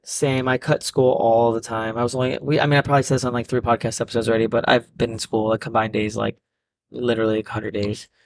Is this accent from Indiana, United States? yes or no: no; New Jersey, United States; I'm from Jersey